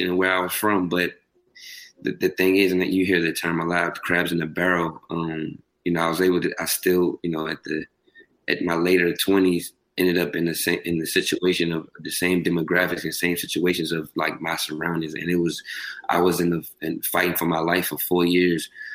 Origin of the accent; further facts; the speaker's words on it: Richmond, Virginia, United States; I'm from Richmond, Virginia, small city